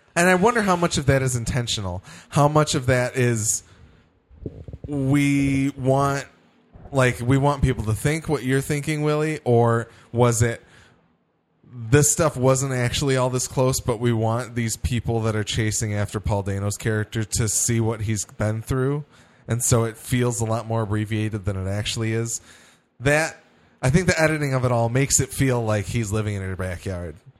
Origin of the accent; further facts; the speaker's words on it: Midwest, United States; I'm from the Midwest